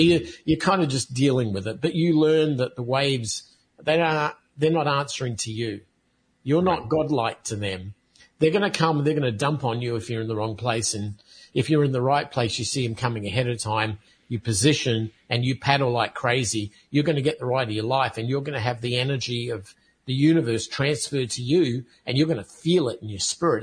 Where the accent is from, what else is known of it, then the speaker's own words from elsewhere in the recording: United States; as an American citizen